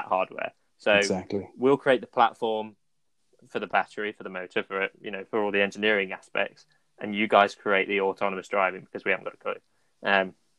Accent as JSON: {"language": "English", "country": "United Kingdom", "said": "as British people"}